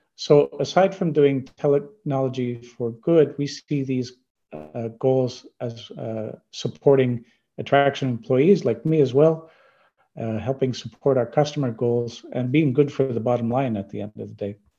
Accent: Canada; I'm from Canada

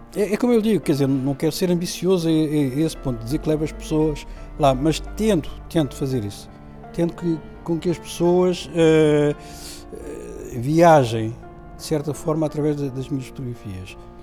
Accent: Lisbon, Portugal; also born or lived in Sal, Cape Verde / Germany; Eu nasci em Cabo Verde há 57 aninhos, na Ilha do Sal, mais propriamente, e vim para Portugal, para Lisboa, com 7 anos

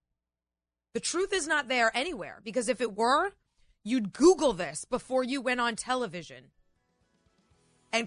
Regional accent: New England, United States; also born or lived in New York City; now in Northern Virginia, United States; the small town I grew up in New England.

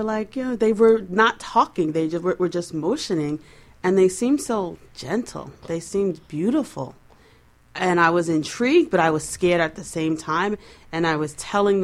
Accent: New York, United States; I'm from New York

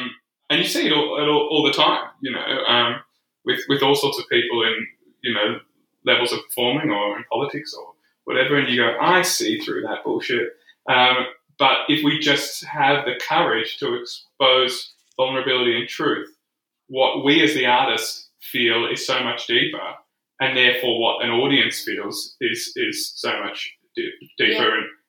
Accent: Scotland, United Kingdom; I think that's a part of being Scottish, though, isn't it?

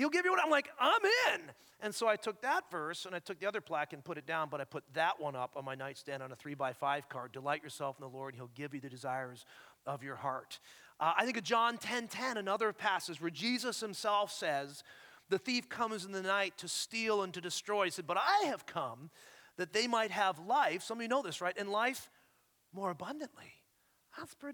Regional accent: Ontario, Canada; moved away as an adult; now in Scottsdale, United States; I am an Ontario boy. I'm a Canadian boy.

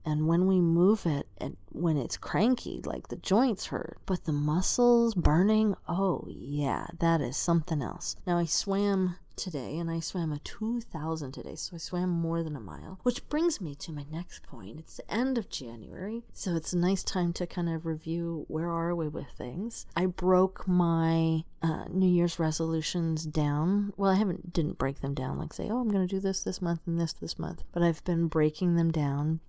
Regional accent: Tucson, Arizona, United States; I'm from the Southwest. I'm from Tucson, Arizona

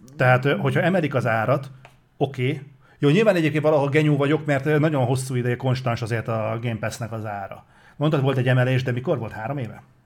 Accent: Hungary

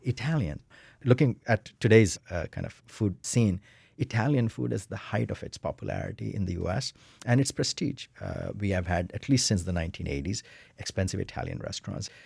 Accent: India; moved away as an adult; now in United States; I'm an Indian middle class male

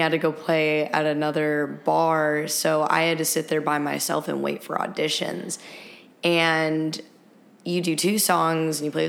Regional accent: Akron, Ohio, United States; moved away as an adult; now in Nashville, United States; I'm from Akron, Ohio

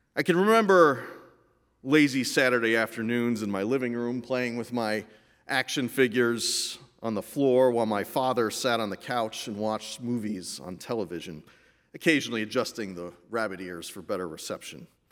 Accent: Meriden, Connecticut, United States; I grew up in Meriden, Connecticut, just as my mother did before me.

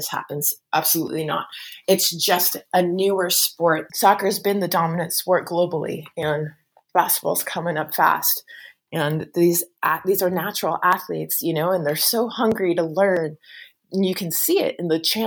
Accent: United States; as an American

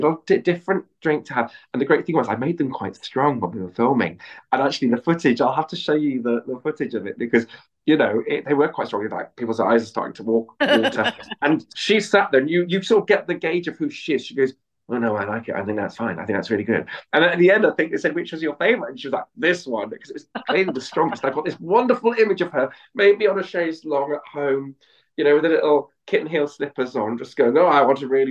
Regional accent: Bristol, South West England, United Kingdom; I'm a West Country boy, I'm from Bristol

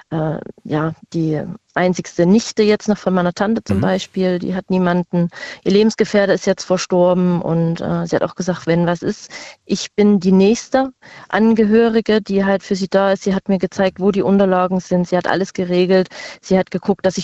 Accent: Saxony, Germany; born or raised there; now in Rhineland-Palatinate, Germany

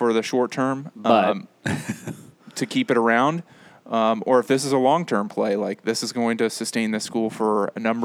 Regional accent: Henderson, Nebraska, United States; I grew up in Henderson and now live in Henderson

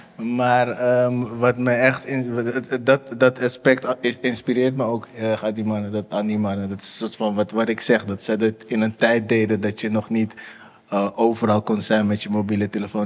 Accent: Amsterdam, North Holland, Netherlands; ik kom uit de Bijlmer, ja. Ik kom uit de Bijlmer.

